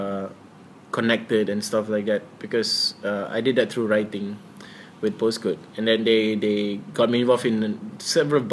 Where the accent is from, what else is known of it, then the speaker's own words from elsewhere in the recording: Kota Kinabalu, Sabah, Malaysia; I come from Kota Kinabalu Sabah